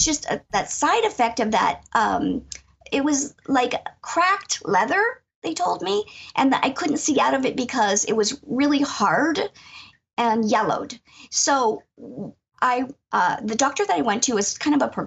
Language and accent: English; Erie, Pennsylvania, United States; moved away as an adult; I'm from Erie, Pennsylvania, Northwest Pennsylvania, and I grew up here. I live in my childhood home